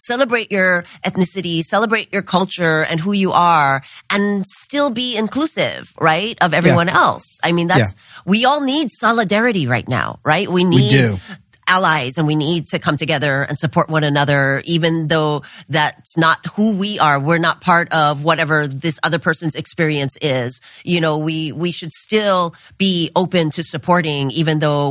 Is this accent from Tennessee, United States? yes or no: no; Hawaii, United States; now in Los Angeles, United States; growing up in Hawaii, I was really quite spoiled with, you know, this sort of paradise